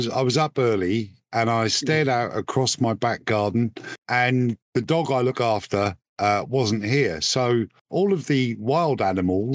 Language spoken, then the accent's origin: English; United Kingdom; as a British taxpayer